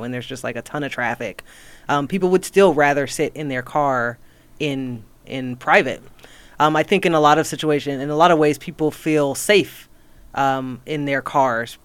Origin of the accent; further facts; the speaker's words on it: North Carolina, United States; I grew up on the East Coast in North Carolina